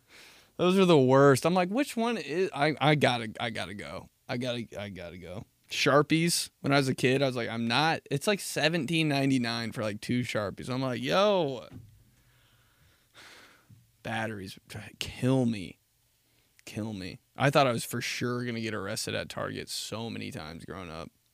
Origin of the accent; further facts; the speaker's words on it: United States; I'm from America.